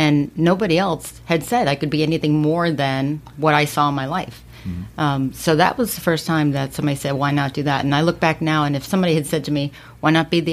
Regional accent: Miami, Florida, United States; also born or lived in Sunrise, Florida / Fort Lauderdale, Florida; now in Port St. Lucie, United States; I've been in Florida since I was 4. Mm-hmm. So I grew up in Miami

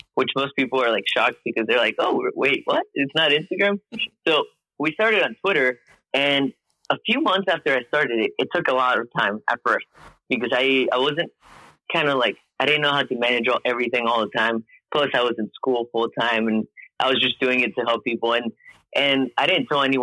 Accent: Mexico; now in Houston, United States; I'm originally from Mexico, but right now I live in Houston, Texas

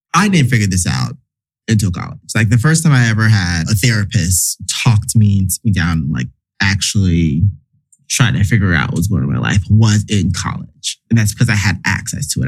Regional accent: the South, United States; me growing up in the South

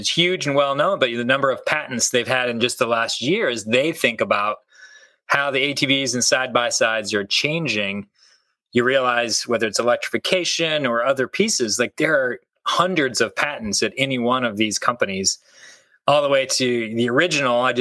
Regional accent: Kansas, United States; moved away as an adult; now in Michigan, United States; I grew up in Kansas

